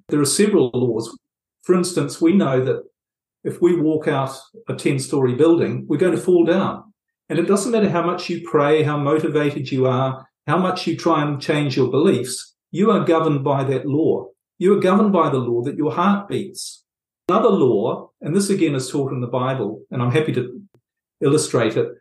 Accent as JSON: {"language": "English", "country": "New Zealand", "tie": "born or raised there", "moved": "yes", "said": "I was brought up in New Zealand, as you might pick up from my accent, and I lived quite a bit of my life there"}